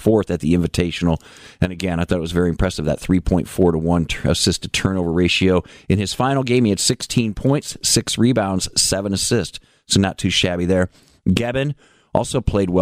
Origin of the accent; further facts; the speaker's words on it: Fort Wayne, Indiana, United States; moved away; I'm from Fort Wayne originally